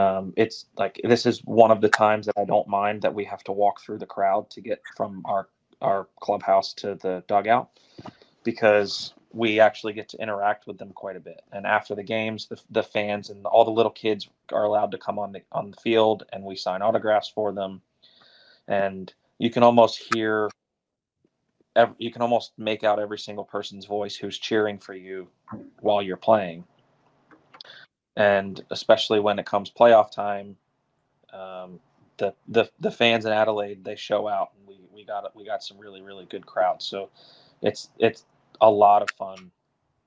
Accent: Philadelphia, Pennsylvania, United States; I was raised right in Philly

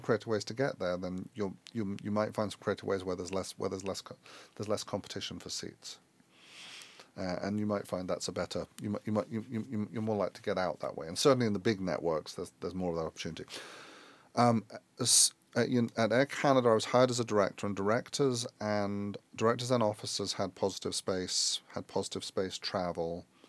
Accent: London, United Kingdom; moved away as an adult; also born or lived in Chicago; I grew up in London.

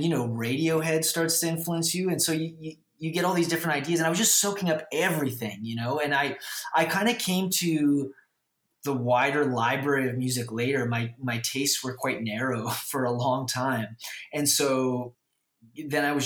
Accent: Vancouver, British Columbia, Canada; I grew up in Vancouver

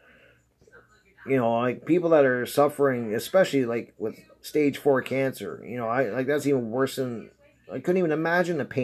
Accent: Canada; I'm Canadian

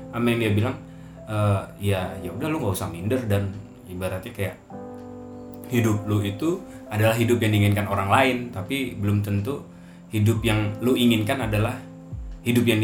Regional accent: Cimahi, West Java, Indonesia; Gue sempet kalau di tempat gue tuh kampung gue yang di Cimahi.

